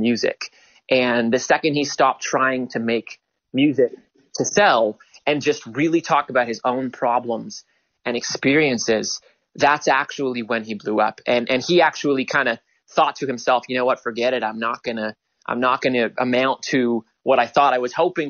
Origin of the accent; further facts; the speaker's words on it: Toronto, Ontario, Canada; also born or lived in New York; growing up in Toronto